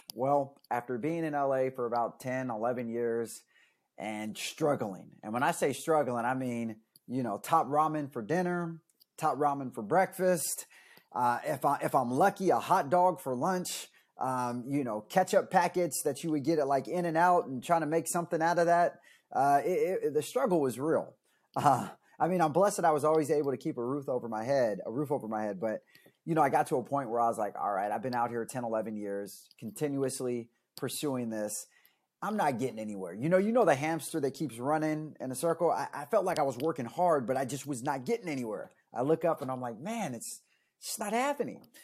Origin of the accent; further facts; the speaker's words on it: Stockton, California, United States; moved away as an adult; I was born and raised in Stockton.